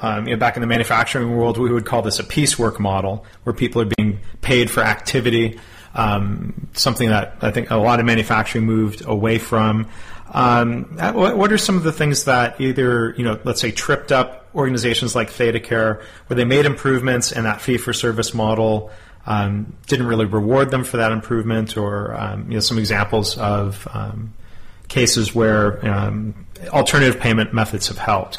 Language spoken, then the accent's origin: English; Texas, United States; my home state of Texas